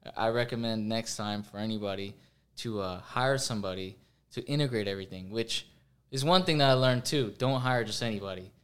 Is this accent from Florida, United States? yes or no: yes; Florida, United States; I grew up in Florida